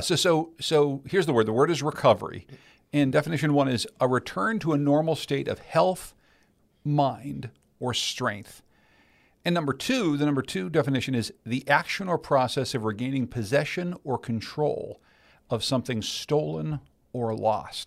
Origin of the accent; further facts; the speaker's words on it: Pittsburgh, Pennsylvania, United States; moved away; I grew up in Pittsburgh, Pennsylvania